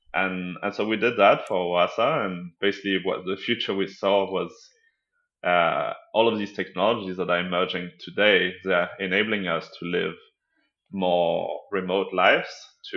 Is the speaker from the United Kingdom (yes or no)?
no; south of France, France; moved away as an adult; also born or lived in Denmark; now in New York, United States; I grew up mostly in the south of France, but I moved back and forth between France and Denmark, and then I moved to New York when I was in my early 20s.